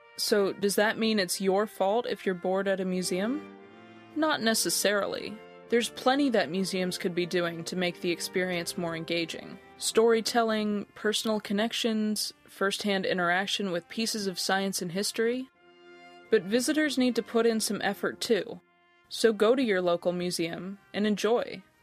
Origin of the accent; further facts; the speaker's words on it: United States; moved away as an adult; also born or lived in Otago, New Zealand; now in Dunedin, New Zealand; I grew up just outside Washington, D.C.